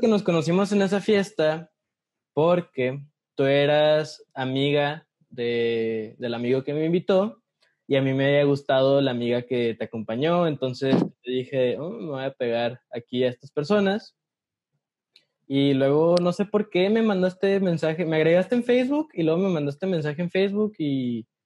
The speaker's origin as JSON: {"language": "Spanish", "town": "Ciudad Juárez", "region": "Chihuahua", "country": "Mexico", "moved": "as an adult", "lives_now": "Mexico City, Mexico", "said": "ya llevo cuatro años viviendo en la Ciudad de México, soy de Ciudad Juárez, Chihuahua, como Ana."}